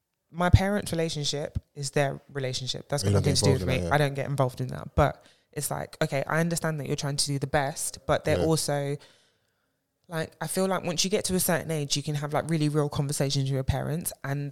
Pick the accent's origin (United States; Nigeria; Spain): Nigeria; first of all, I'm a Nigerian babe.